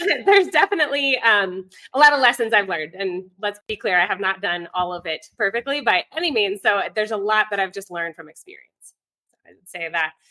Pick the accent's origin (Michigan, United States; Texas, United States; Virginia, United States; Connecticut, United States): Virginia, United States; moved away as an adult; now in Ecuador; I'm from Virginia originally, um, but about 11 years ago, moved abroad, met my husband here in Ecuador